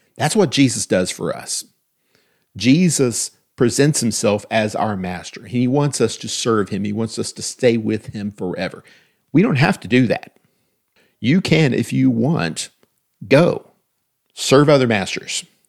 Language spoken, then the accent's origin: English; United States; as an American